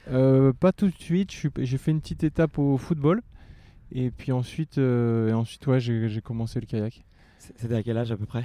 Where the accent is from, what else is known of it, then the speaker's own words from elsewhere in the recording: Boulogne-sur-Mer, Hauts-de-France, France; quand on vient de Boulogne-sur-Mer, c'est quelque chose qui, fait partie du, de l'environnement. Donc, euh, dès le plus jeune âge, j'ai été habitué.